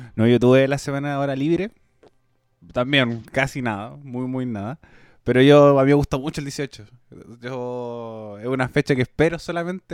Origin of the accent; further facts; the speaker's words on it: Chile; como chilena, como nací en Chile y desarrollada en Chile